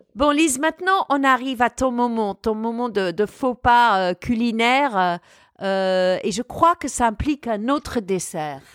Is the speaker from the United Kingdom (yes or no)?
yes; United Kingdom; now in France; mon pays d'origine